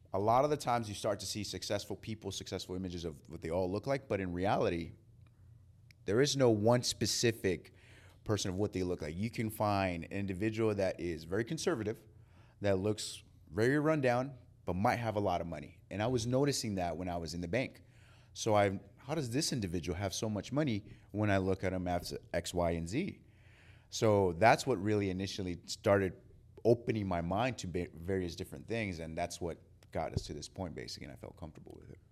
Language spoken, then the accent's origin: English; San Diego, California, United States; moved away as an adult; now in Georgia, United States; I'm originally from California in San Diego.